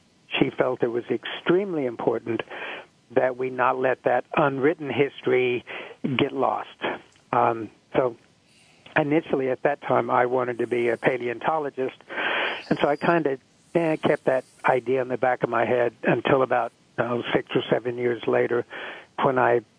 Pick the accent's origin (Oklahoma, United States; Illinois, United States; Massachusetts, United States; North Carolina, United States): Oklahoma, United States; being an American Indian and growing up in Oklahoma